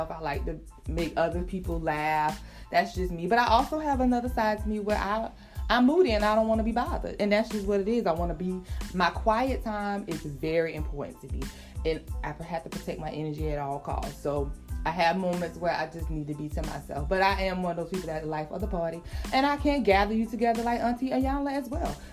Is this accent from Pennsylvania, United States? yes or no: no; South Carolina, United States; also born or lived in Atlanta / Florida / Maryland; now in North Carolina, United States; I am originally from South Carolina. I now live in North Carolina. I've lived several places. I've lived in Atlanta. I lived in Florida.